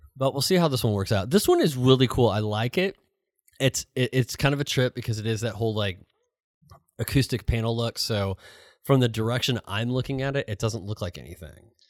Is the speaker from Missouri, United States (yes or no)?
yes; St. Louis, Missouri, United States; moved away; I grew up in Saint Louis